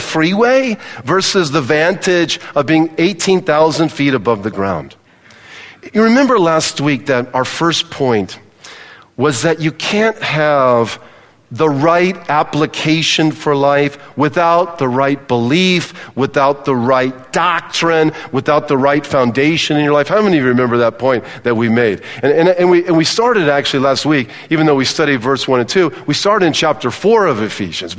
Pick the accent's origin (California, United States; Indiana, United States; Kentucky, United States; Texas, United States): California, United States; Palos Verdes; moved away; I grew up in Palos Verdes in Southern California